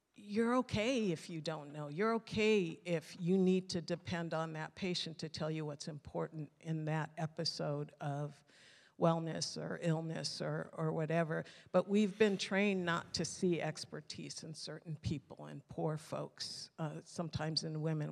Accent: Mountain View, California, United States; also born or lived in Tulare / San Jose; until I was nine, I was raised in Mountain View

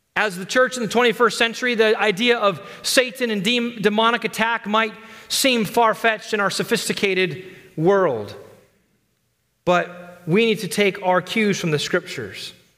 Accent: United States; as American Christians

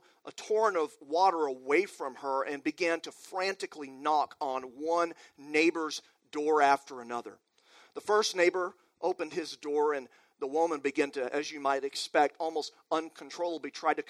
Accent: Amarillo, Texas, United States; also born or lived in Waco, Texas; my hometown, Amarillo, up in the Panhandle of Texas

